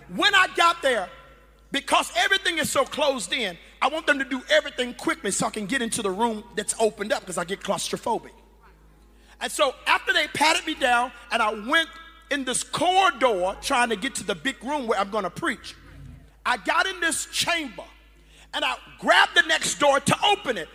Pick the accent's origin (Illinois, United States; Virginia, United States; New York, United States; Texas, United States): Virginia, United States; Gretna; moved away; I'm from Gretna, Virginia.